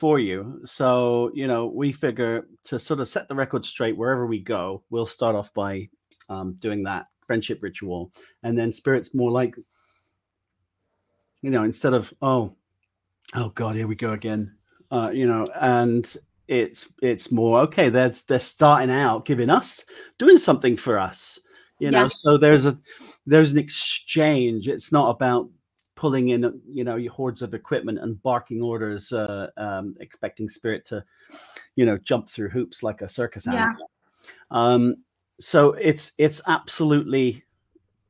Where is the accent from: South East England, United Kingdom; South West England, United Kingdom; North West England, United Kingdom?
South West England, United Kingdom; Wiltshire; where are you from? And I'm like, Wiltshire